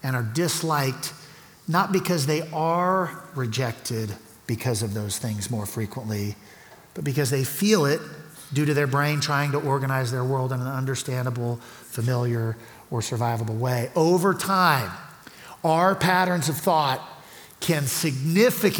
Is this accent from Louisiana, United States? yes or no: yes; Louisiana, United States; moved away as an adult; now in Colorado Springs, United States; We're from Louisiana, which is below sea level